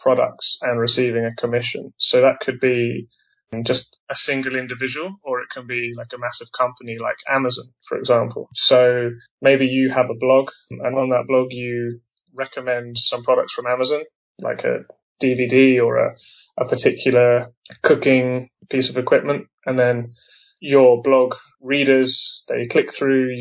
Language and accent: English; England, United Kingdom; moved away as an adult; also born or lived in Taiwan; I'm originally from England